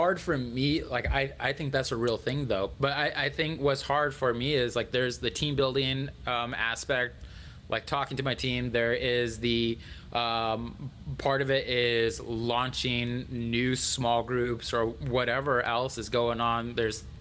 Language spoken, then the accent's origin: English; Albuquerque, New Mexico, United States; moved away; also born or lived in Colorado Springs; I grew up in Albuquerque, so that's, all right, that's my home state.